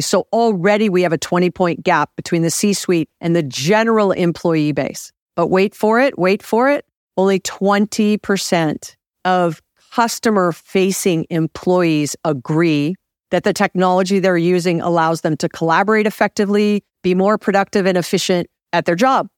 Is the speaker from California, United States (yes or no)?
no; Hawaii, United States; now in Los Angeles, United States; I'm from Hawaii